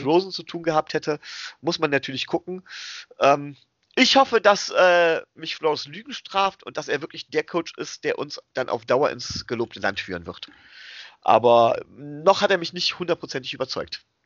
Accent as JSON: {"language": "German", "country": "Germany", "said": "wir kommen hier aus Deutschland"}